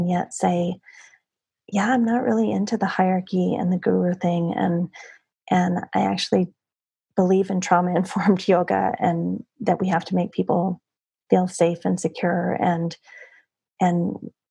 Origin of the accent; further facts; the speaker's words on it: United States; if we stay in our bubble in the United States